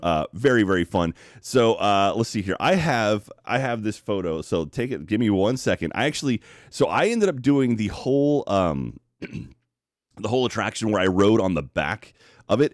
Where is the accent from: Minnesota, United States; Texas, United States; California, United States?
Texas, United States